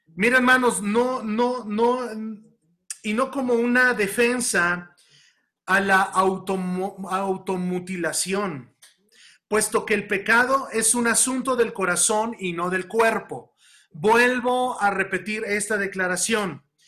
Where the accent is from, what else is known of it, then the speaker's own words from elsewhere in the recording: Mexico; tenemos impregnada esa cultura como mexicanos